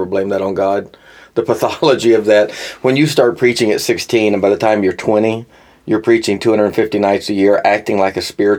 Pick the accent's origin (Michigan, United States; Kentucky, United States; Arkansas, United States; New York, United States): Arkansas, United States; moved away as an adult; now in Nashville, United States; I grew up in Arkansas.